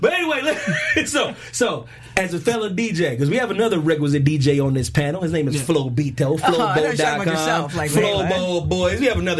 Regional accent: Philadelphia, Pennsylvania, United States; Yo, that's my home. That's my home right there.

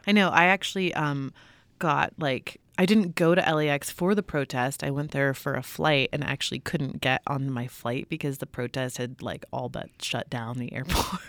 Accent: California, United States; I grew up in California and I've been reporting on California for a long time

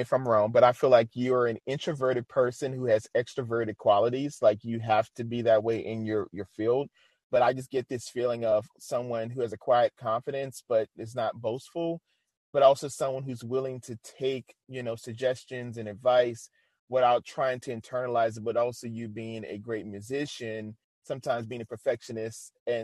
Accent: New Orleans, Louisiana, United States; moved away; I'm originally from New Orleans

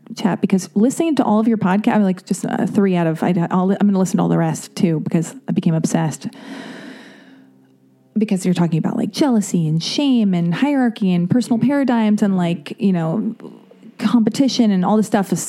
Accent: United States; I'm American

